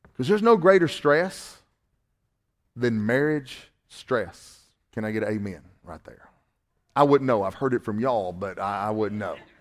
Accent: Northwest Georgia, United States; accent: Southern

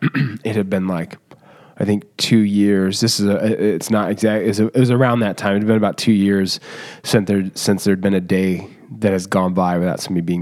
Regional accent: Mundelein, Illinois, United States; So I grew up in Mundelein, which is like 45 minutes maybe outside the city.

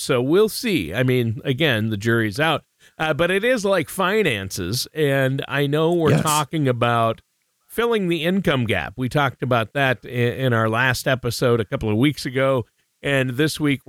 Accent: Minnesota, United States; I'm a Vikings fan because I was born and raised in Minnesota.

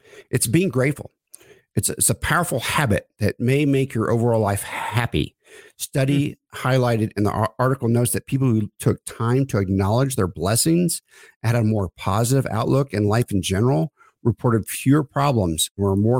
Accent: Oklahoma, United States; I grew up in Oklahoma, with, you know, middle income family and things I felt like we couldn't do.

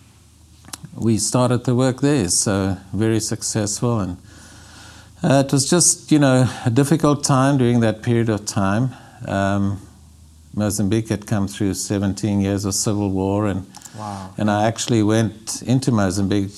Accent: Zimbabwe; we were born and raised in Zimbabwe in Africa, both Maggie, my wife

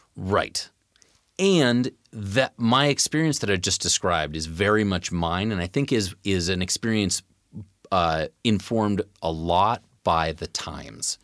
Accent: Tacoma, Washington, United States; I grew up in the North End of Tacoma

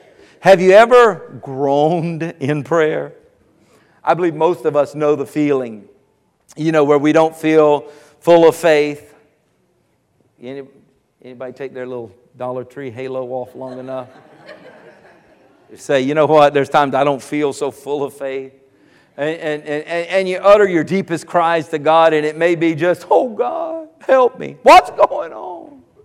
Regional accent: South Carolina, United States; moved away; South Carolina, down near Myrtle Beach.

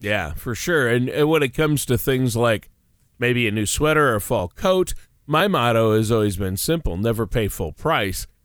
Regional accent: Minnesota, United States; growing up in Minnesota where I did

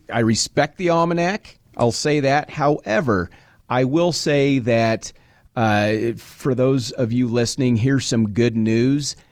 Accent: Nebraska, United States; I was born and raised in Nebraska.

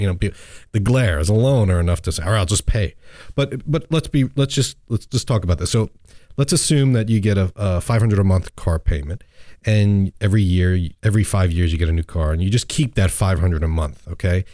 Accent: New York and Long Island, United States; I grew up in New York and Long Island

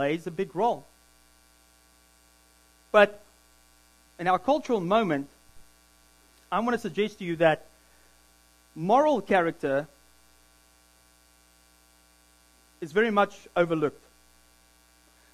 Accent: South Africa; also born or lived in Williams Lake, Canada; now in Squamish, Canada; I'm a South African, but I'm a Canadian citizen

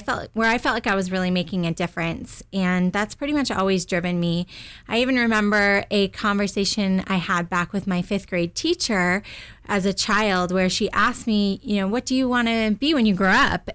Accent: Southern California, United States; I grew up in Southern California

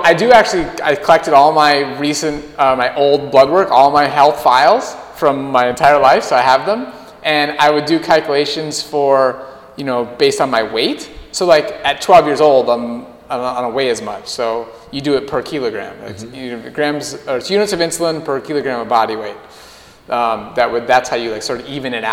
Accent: Minnesota, United States; I grew up in Minnesota

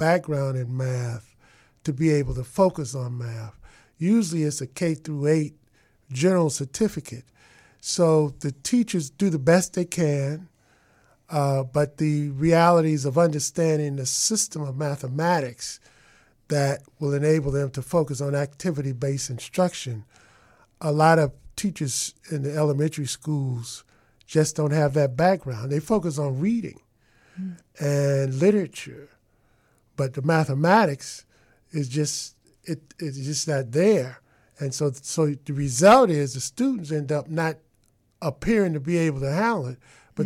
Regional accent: Chicago, Illinois, United States; moved away; also born or lived in Detroit; I grew up in Chicago. I lived in Outgill Gardens, where I had my best math teachers, and then I went to Tilden Tech

